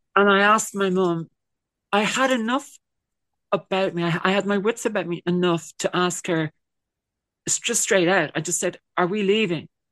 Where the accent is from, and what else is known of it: Ireland